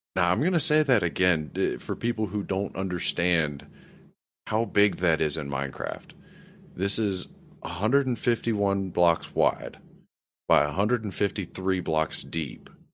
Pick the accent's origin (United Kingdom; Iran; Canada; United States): United States; New Orleans, Louisiana; I grew up in South Louisiana, specifically around the city of New Orleans